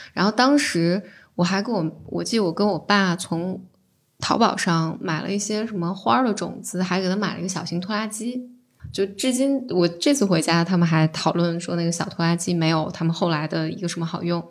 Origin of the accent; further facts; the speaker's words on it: Central Plains, China; moved away; 我老家在中原嘛，就我们那儿的酒文化是特别地